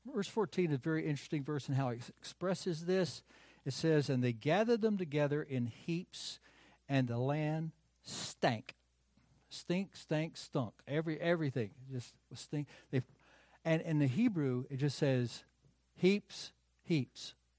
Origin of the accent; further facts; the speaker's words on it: United States; also born or lived in North Carolina / South Carolina; I grew up in North Carolina and in South Carolina